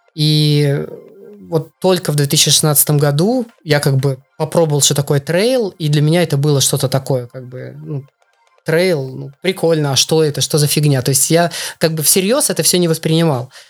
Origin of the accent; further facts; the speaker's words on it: Belarus; moved away as an adult; also born or lived in Russia; now in Poland; я из Беларуси, и все, всю свою спортивную, всё свой спортивный путь, весь свой спортивный путь я начал именно в Беларуси